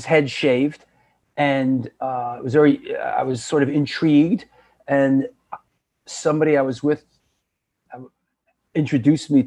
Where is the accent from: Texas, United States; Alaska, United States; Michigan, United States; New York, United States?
New York, United States; New York City; also born or lived in Boston; I'm born and raised in New York City, born in Queens, and grew up in a couple of the other boroughs